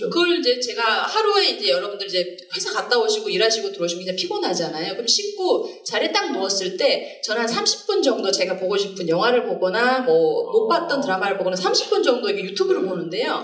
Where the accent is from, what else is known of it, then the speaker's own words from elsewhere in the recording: Busan, South Korea; moved away as an adult; now in Seoul, South Korea; 전 또 이제 고향이 부산이어가지고